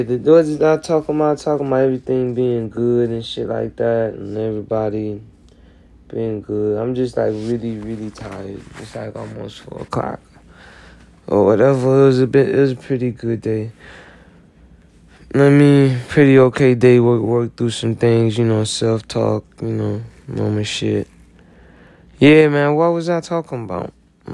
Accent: the South, United States; I'm from the South

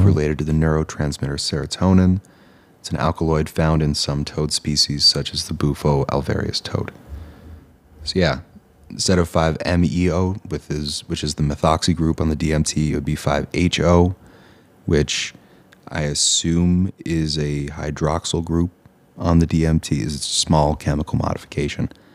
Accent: Eastern Canada, Canada; moved away; also born or lived in Ontario; I hail from Eastern Canada

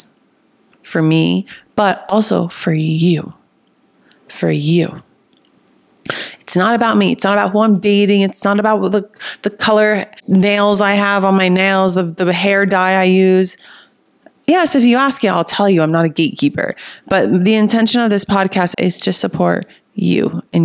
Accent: New Jersey, United States; accent: Jersey; also born or lived in Miami; now in Austin, United States; My Jersey accent comes out when I get into it. For those of you who don't know, I live in Austin. I just moved here from Miami, but I'm originally from Jersey

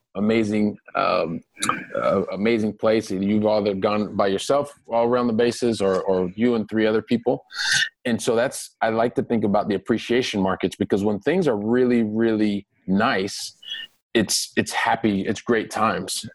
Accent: Columbus, Ohio, United States; moved away; I'm a guy from Columbus, Ohio, from the from the Midwest

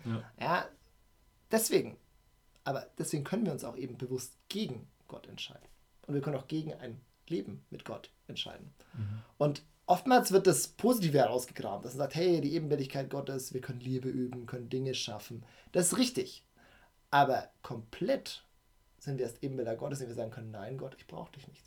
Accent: Nuremberg, Bavaria, Germany; Ich bin in Nürnberg geboren, ähm, mhm. bin Franke, ja, der hier auch gerne lebt.

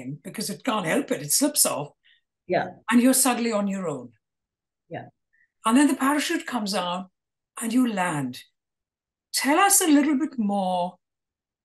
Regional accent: Kolkata, West Bengal, India; I grew up in Calcutta

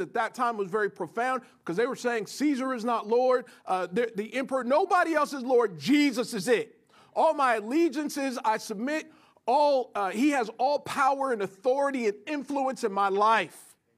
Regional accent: United States; as Americans, if we, if we grew up in the West in particular

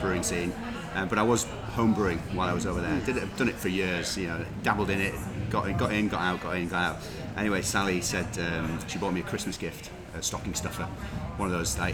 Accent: York, Yorkshire and the Humber, United Kingdom; moved away; I'm from York, originally

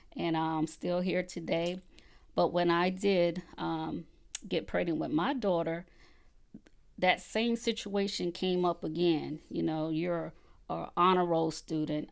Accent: Conway, South Carolina, United States; also born or lived in Columbia, South Carolina / Georgetown, South Carolina; I was born and raised in Conway, South Carolina

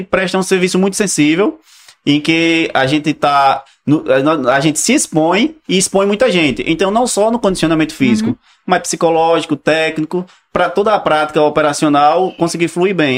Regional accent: Alagoas, Brazil; eu, particularmente, sou natural de Alagoas, do, do né? interior. Hum. E morava na zona rural

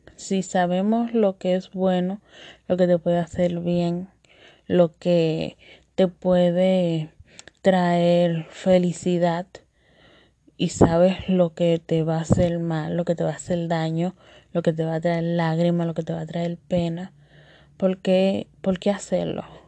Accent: Dominican Republic; accent: Dominican; mi acento dominicano. Sí, de pura cepa.

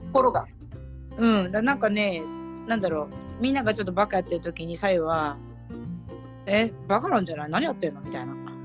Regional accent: Ibaraki, Japan; also born or lived in Tokyo; 茨城にまた戻ってきて

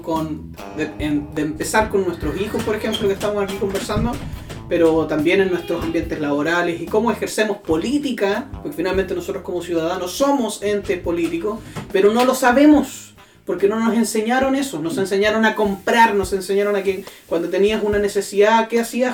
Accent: Chile

